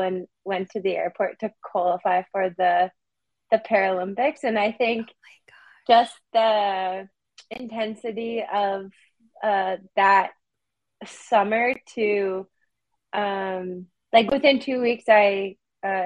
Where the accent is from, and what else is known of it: Prince Albert, Saskatchewan, Canada; born or raised there; now in Toronto, Canada